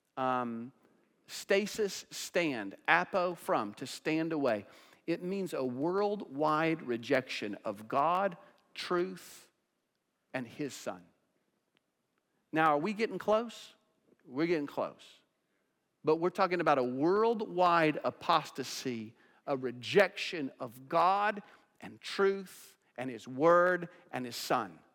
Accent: United States; as American Christians

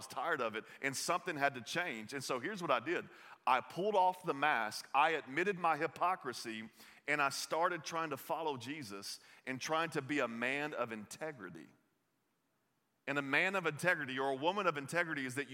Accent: the South, United States; accent: Southern; I grew up in the South. You'll hear this in my voice a little bit

